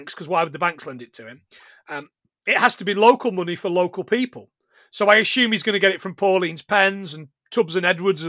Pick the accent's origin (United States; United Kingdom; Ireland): United Kingdom; Sherwood Forest, East Midlands; I was born in Sherwood Forest.